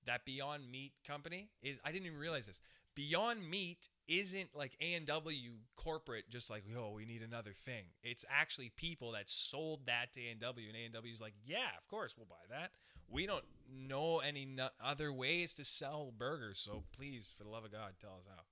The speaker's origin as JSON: {"language": "English", "country": "Canada", "said": "We're Canadian. Okay, I'm Canadian. We're Canadians"}